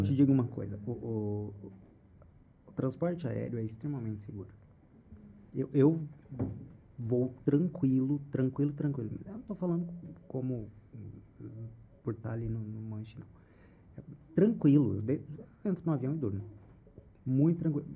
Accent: Cambé, Paraná, Brazil; eu não sou londrina, eu sou de Cambé

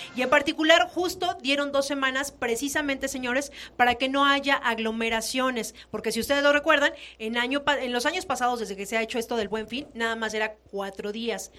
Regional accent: Mexico

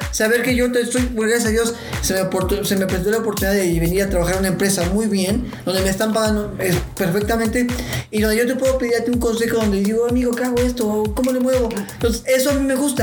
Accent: Puebla, Mexico; moved away as an adult; also born or lived in Tabasco

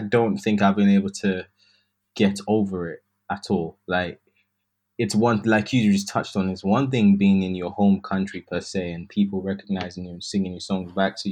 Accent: United Kingdom; I'm British

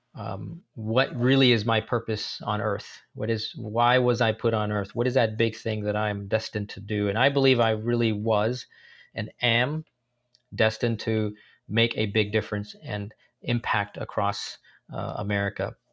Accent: San Francisco, California, United States; also born or lived in India; I grew up in San Francisco, uh, in the Bay Area

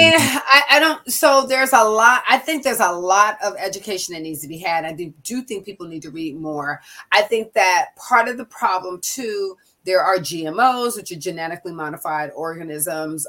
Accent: Seattle, Washington, United States; moved away as an adult; also born or lived in California; my family moved from Washington D.C. when I was six. I grew up in Seattle, Washington

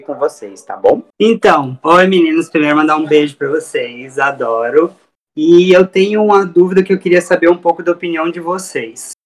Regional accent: Cuiabá, Mato Grosso, Brazil; eu sou aqui de Cuiabá

